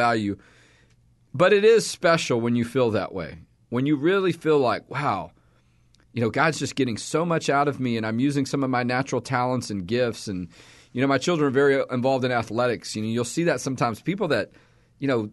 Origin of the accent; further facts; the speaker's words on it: Texas, United States; also born or lived in Houston / Austin / Dallas; I've lived in Texas all my life.